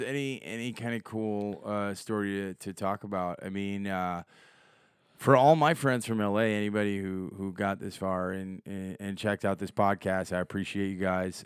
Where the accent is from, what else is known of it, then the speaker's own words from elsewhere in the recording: Chicago, Illinois, United States; I'm from Chicago